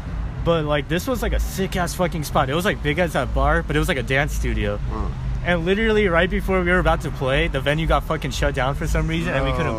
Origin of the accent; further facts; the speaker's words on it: South Bay Harbor area, next to Torrance, California, United States; I'm like from Umeda. I'm like next door to Torrance.